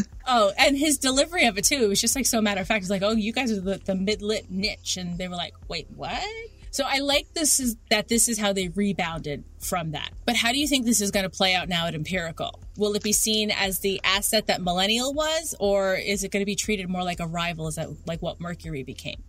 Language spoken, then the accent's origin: English; New York City, New York, United States; I grew up in Queens